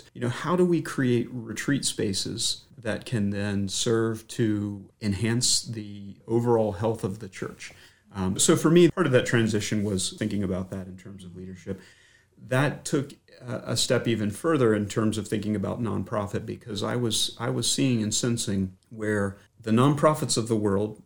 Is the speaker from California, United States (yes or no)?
no; Mint Spring, Virginia, United States; I'm a native of the Shenandoah Valley. I grew up in Mint Spring, which is just south of Stanton